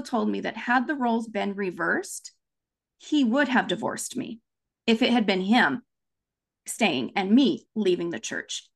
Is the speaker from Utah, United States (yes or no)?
yes; Provo, Utah, United States; also born or lived in Japan; now in Orem, United States; I grew up in Provo, Utah, Happy Valley, U S A.